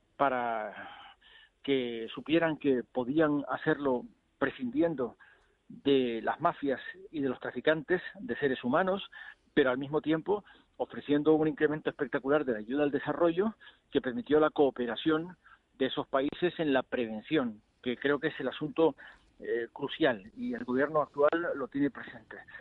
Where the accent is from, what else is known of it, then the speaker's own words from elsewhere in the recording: Canary Islands, Spain; Ayer estaba en Canarias, es mi tierra